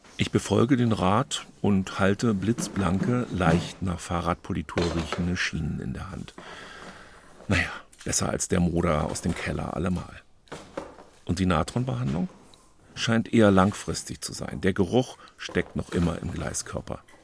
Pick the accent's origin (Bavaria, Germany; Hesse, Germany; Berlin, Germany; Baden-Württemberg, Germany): Berlin, Germany; als Berliner Junge